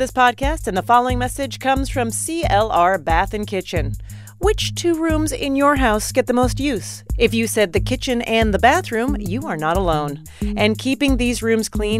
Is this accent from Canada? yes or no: yes; Canada; I'm from Canada. I'm from Canada